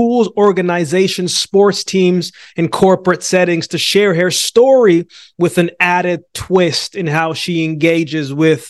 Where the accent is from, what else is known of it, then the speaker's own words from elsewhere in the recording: Calgary, Alberta, Canada; moved away; also born or lived in Jamaica / Yellowknife; I was born in Jamaica, but I came to Canada, then I went to Yellowknife, grew up in Calgary.